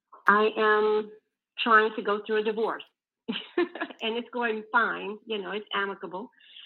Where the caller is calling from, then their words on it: Virginia, United States; I'm calling from Virginia.